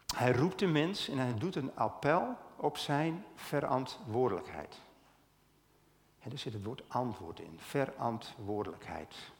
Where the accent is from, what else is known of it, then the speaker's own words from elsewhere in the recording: Stiens, Friesland, Netherlands; ik kom uit Stiens